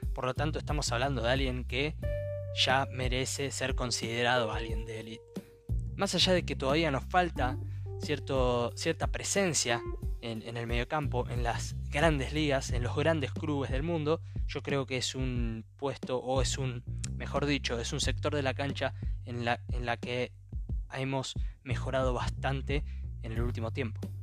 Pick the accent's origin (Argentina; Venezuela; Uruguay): Argentina